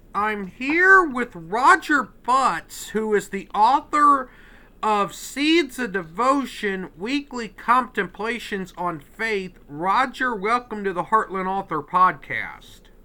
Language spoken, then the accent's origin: English; Westville, Illinois, United States; I'm from, uh, Westville, Illinois, which is, uh, near the Illinois Indiana border